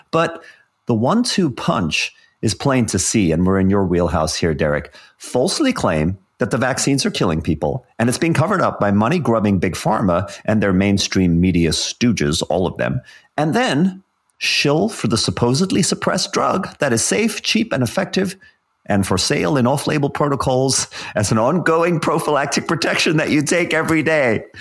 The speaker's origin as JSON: {"language": "English", "country": "South Africa", "tie": "born or raised there", "said": "growing up in South Africa in the seventies and eighties"}